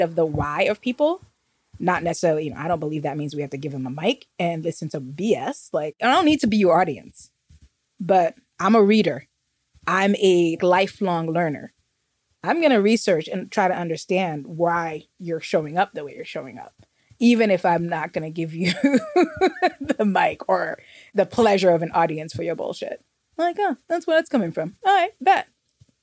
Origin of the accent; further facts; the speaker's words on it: New York City, New York, United States; I'm from New York. From Queens